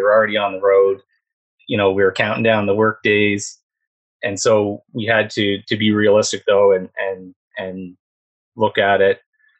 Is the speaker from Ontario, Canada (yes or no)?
no; Prince Edward Island, Canada; also born or lived in Alberta, Canada; now in La Paz, Mexico; So I was originally from Prince Edward Island.